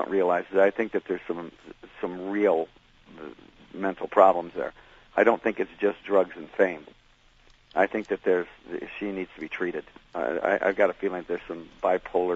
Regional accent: Detroit, Michigan, United States; I was from Detroit

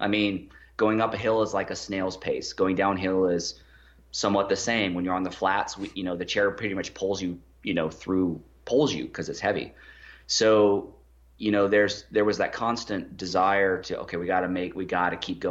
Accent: United States; us Americans

